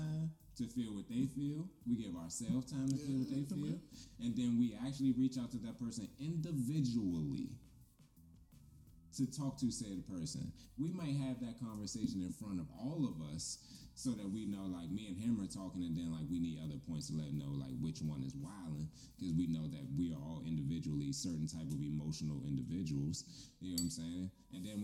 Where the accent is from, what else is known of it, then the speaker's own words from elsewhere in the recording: Glenarden, Maryland, United States; I'm from Glenna